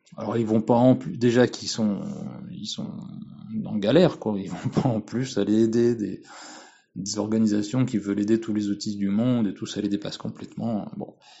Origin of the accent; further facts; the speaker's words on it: France; je suis français